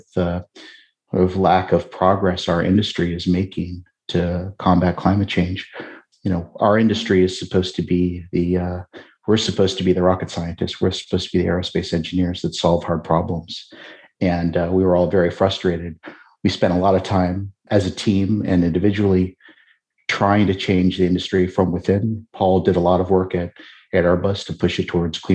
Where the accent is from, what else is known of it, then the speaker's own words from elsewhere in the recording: Seattle, Washington, United States; now in Brooklyn, United States; I'm from Seattle